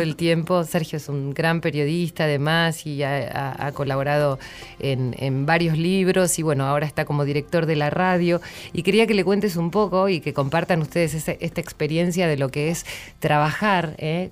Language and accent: Spanish; San Antonio de Areco, Buenos Aires Province, Argentina; yo soy de, de San Antonio de Areco